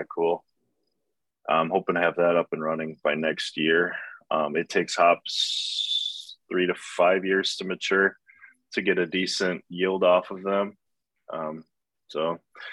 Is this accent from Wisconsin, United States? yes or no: yes; Oshkosh, Wisconsin, United States; I'm from the Oshkosh area